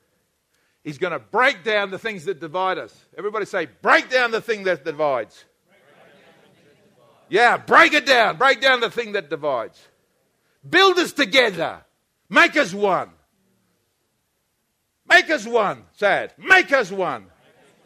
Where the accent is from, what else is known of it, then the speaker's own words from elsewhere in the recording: New Zealand; I'm a Kiwi